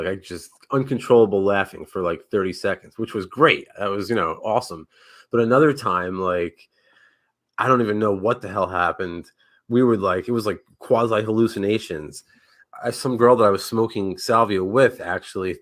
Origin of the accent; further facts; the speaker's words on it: right outside Manhattan, New Jersey, United States; moved away; So I'm initially from up north, I grew up right outside Manhattan in Jersey